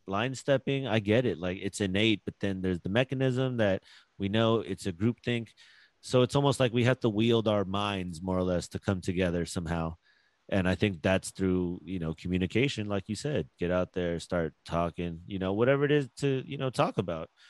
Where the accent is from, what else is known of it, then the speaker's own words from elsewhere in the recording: Philippines; I'm Filipino